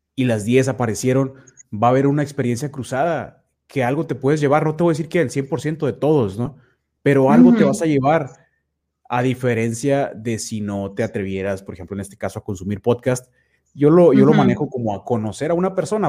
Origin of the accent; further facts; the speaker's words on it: Nuevo Laredo, Tamaulipas, Mexico; also born or lived in Mexico City; yo soy precisamente de Nuevo Laredo, Tamaulipas, prácticamente toda mi vida